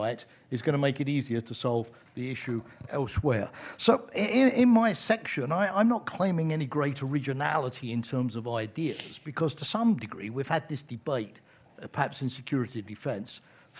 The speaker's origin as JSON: {"language": "English", "country": "United Kingdom", "said": "as a Brit"}